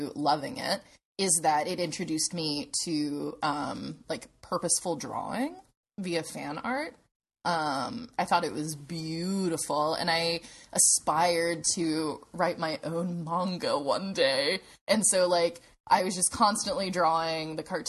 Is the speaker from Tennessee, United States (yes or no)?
yes; Clarksville, Tennessee, United States; where I grew up in Clarksville, Tennessee.